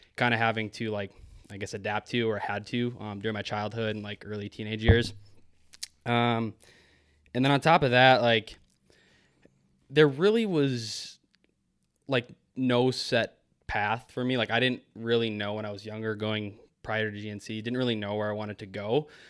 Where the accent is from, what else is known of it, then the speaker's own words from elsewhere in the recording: Maple Grove, Minnesota, United States; I grew up in Maple Grove, Minnesota